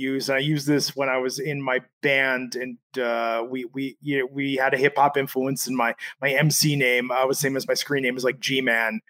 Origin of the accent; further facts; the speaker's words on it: Bay Area, Northern California, United States; also born or lived in Michigan; we moved before that and after that in the Bay Area in Northern California